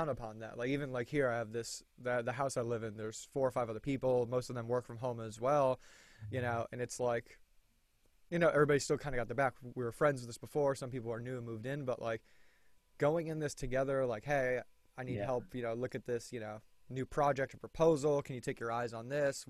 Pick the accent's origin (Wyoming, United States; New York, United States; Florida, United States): Florida, United States; I'm from Florida